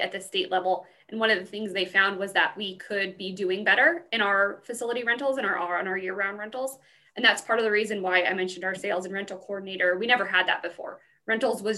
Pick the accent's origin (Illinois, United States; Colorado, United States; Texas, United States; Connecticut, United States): Colorado, United States; Pueblo; I'm from Pueblo, so I grew up coming to the fair for my entire life